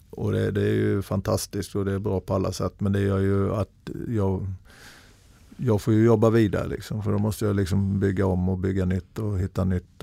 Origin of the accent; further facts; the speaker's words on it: Småland, Sweden; moved away; also born or lived in Norway; jag var en tjurig smålänning